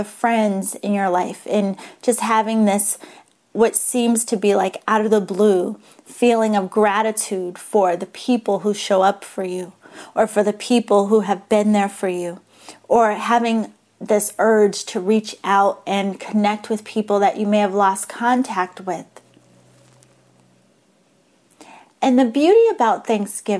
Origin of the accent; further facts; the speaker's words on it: Massachusetts, United States; now in San Diego, United States; I grew up in Massachusetts